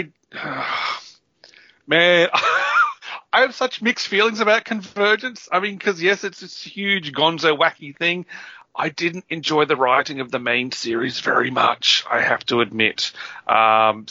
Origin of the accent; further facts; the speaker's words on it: Papua New Guinea; moved away; I grew up in Papua New Guinea, which was kind of a third world country at the time.